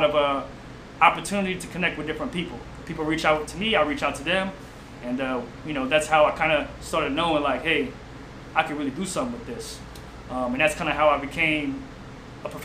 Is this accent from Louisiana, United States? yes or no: yes; Houma, Louisiana, United States; now in New Orleans, United States; Growing up in Houma is just a very small city